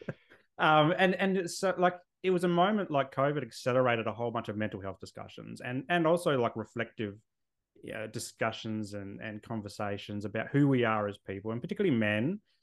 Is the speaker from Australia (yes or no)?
yes; Adelaide, South Australia, Australia; moved away as an adult; also born or lived in Canberra; now in Sunshine Coast, Australia; I grew up in Adelaide